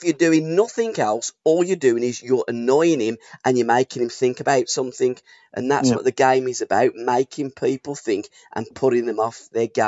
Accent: United Kingdom; I support all of the British teams because I'm British and I hope that they all do well.

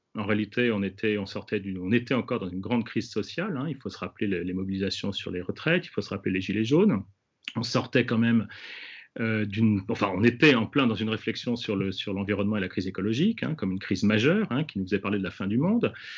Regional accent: France; chez nous en France

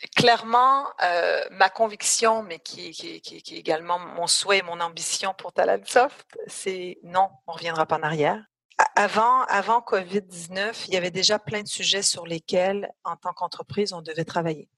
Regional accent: Canada; moved away as an adult; now in France; j'ai un accent, donc je suis canadienne, je suis canado-française pour être très précise

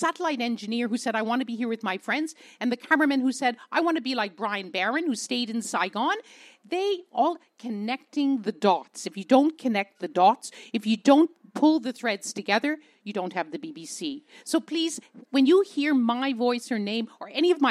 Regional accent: Canada; I'm a Canadian

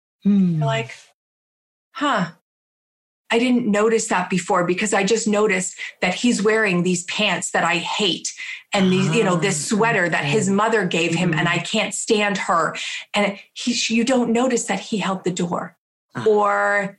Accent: Canada; I'm from Canada

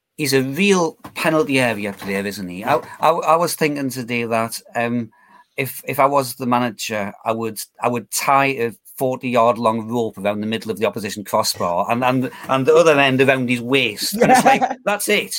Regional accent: Geordie, North East England, United Kingdom; accent: Geordie; Geordie tinged with county theme commentary

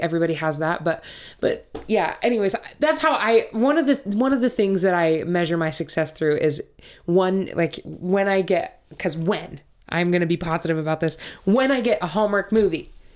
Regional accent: Montana, United States; moved away; also born or lived in Utah; I'm originally from Montana.

